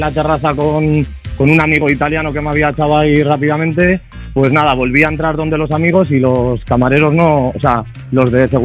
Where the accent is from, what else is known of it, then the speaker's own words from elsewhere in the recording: Bezana, Castile and León, Spain; a mis amigos de de mi pueblo, de Bezana, en Burgos